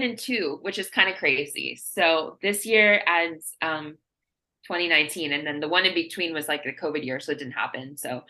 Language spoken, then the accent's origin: English; United States; So as an American, that was a really cool experience.